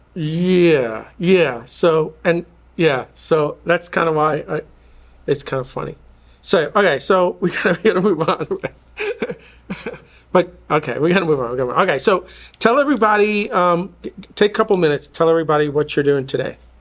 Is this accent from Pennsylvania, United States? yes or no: no; New York, United States; growing up in New York